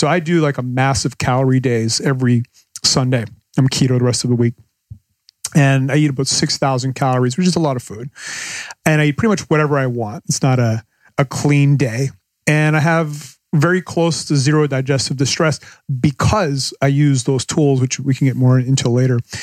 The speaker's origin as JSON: {"language": "English", "country": "Canada", "moved": "as an adult", "lives_now": "Panama", "said": "I'm, I'm from Canada"}